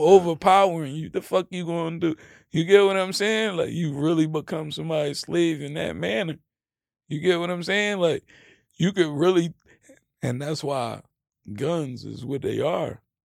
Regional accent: United States; I was born in America

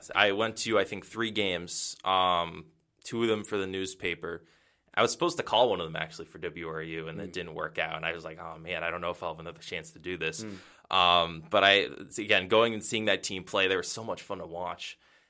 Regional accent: Milford, Massachusetts, United States; Yeah, so I grew up in New England. I'm from Massachusetts. It's from a town called Milford. It's about central Mass.

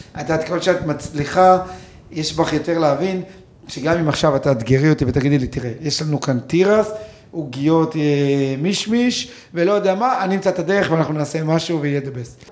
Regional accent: Kibbutz Amiad, Northern District, Israel; אני גדלתי בקיבוץ

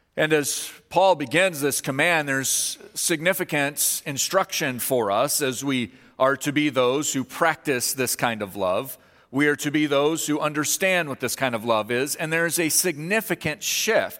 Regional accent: Kansas, United States; moved away; I'm from Kansas

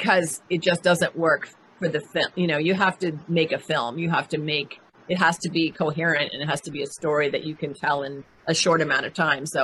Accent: Canada; moved away; I am from Canada originally. I'm born in Canada

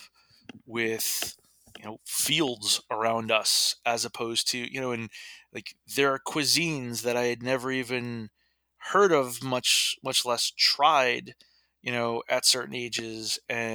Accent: Middletown, New York, United States; also born or lived in Texas; I grew up in Middletown, New York

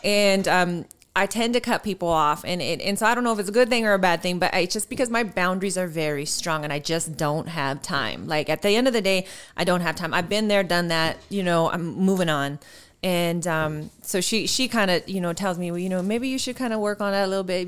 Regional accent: Colorado, United States; accent: Colorado Latina; also born or lived in Houston, Texas; I grew up in Colorado with my dad's family, all Latino, Mexican

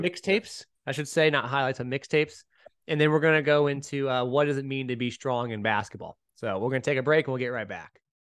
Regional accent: the Bay Area, California, United States; I'm from the Bay

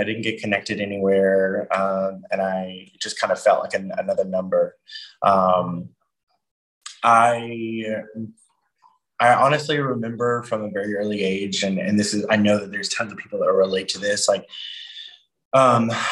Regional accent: Georgia, United States; I grew up in Georgia

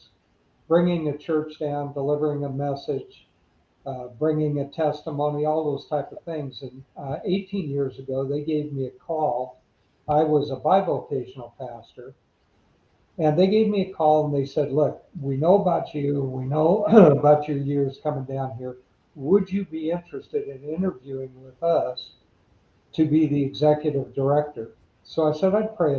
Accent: United States; I was born in the United States

